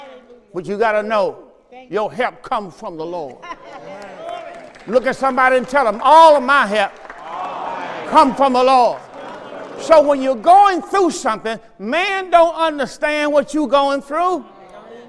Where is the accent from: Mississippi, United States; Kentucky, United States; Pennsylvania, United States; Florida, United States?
Mississippi, United States; southern; moved away; I'm from Mississippi